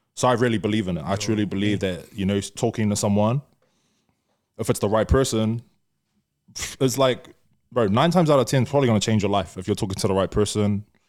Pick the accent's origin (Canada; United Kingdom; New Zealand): New Zealand; we're from New Zealand